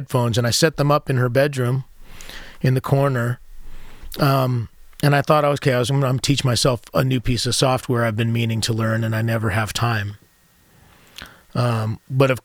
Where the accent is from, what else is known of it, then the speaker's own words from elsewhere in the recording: United States; being American